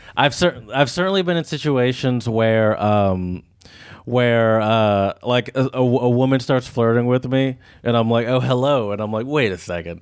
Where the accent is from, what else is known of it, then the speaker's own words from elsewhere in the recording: United States; as an American